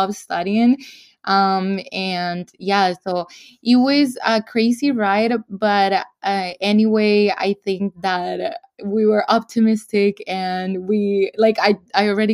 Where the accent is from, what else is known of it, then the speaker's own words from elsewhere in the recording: El Salvador; moved away as an adult; now in United States; I'm from El Salvador. I was born and raised there. And I moved to the U.S. when I was 19 years old.